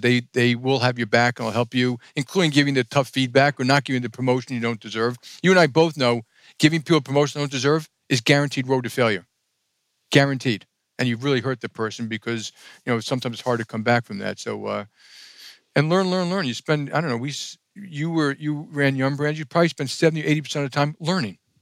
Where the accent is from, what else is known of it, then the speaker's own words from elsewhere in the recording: New York City, New York, United States; I grew up in Jackson Heights, Queens.